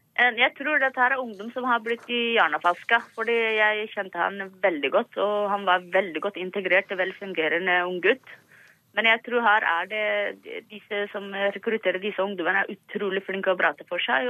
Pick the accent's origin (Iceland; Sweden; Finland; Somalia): Somalia; now in Norway; vi som somaliere